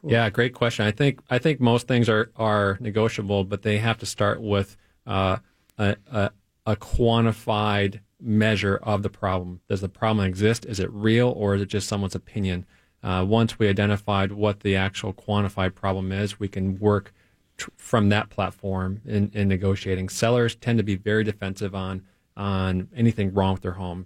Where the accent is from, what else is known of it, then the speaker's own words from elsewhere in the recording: Detroit, Michigan, United States; moved away as an adult; now in Minneapolis, United States; I grew up in Detroit, Michigan